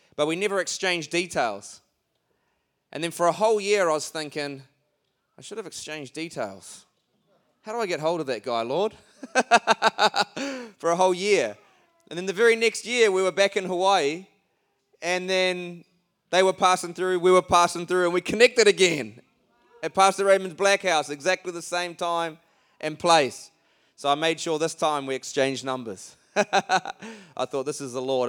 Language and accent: English; Auckland, New Zealand; we come all the way from Auckland. That's not Oakland, that's Auckland.